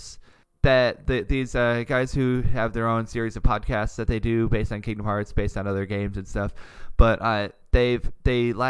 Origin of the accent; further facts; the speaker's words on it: Jackson, United States; moved away; I am coming to my hometown